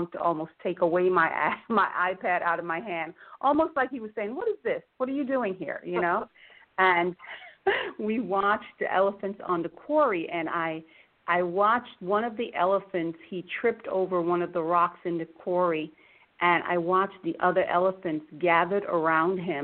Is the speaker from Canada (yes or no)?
no; Jamaica; now in Florida, United States; originally, I'm from Jamaica, West Indies, and I grew up drinking tea